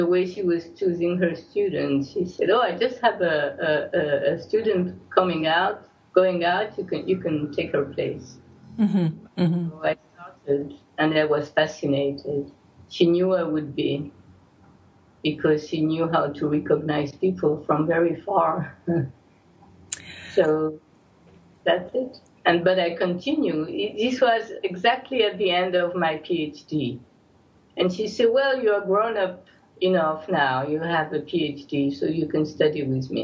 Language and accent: English; Algeria; now in Jerusalem, Israel; I was born in Algeria